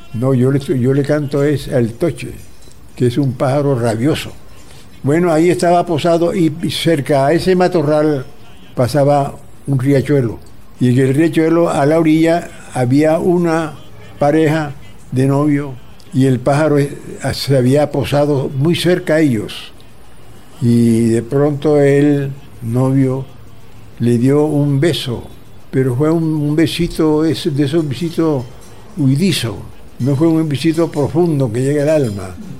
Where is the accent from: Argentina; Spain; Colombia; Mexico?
Colombia; Soledad, Atlántico; now in Barranquilla, Colombia; Cuando yo viví en los primeros años en mi pueblo de Soledad